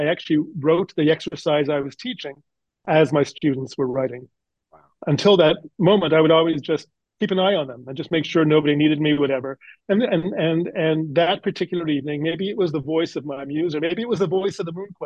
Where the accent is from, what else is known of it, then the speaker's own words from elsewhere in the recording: Canada; accent: Canadian; also born or lived in Toronto / Nova Scotia; now in United States; I'm originally from Canada, so just up the road from New Jersey